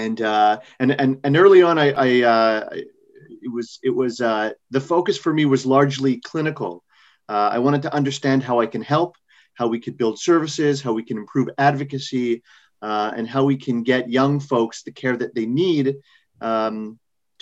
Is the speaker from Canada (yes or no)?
yes; Montreal, Quebec, Canada; moved away as an adult; now in New York, United States; I grew up in Canada. I born and raised in Montreal.